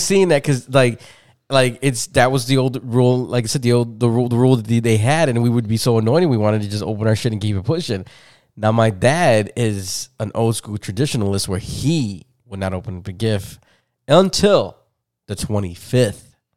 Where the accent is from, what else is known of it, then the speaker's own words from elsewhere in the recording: Chicago, Illinois, United States; I grew up in Humboldt Park